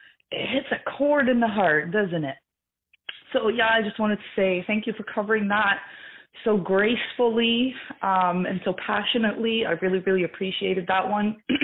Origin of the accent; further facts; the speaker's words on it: Canada; as a Canadian who has lived across this country in many places